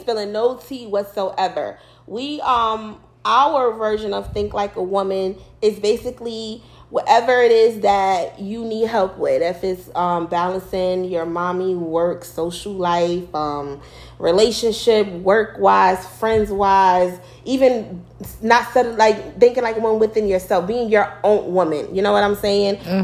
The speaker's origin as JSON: {"language": "English", "region": "New York", "country": "United States", "moved": "as an adult", "lives_now": "Virginia, United States", "said": "I'm from New York. Y'all probably can tell in my well, in an accent y'all believe I have"}